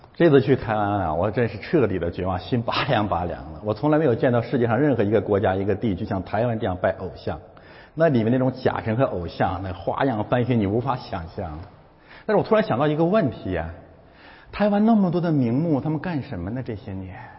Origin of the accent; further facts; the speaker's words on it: China; moved away as an adult; 我们中国人怎么这么有智慧啊？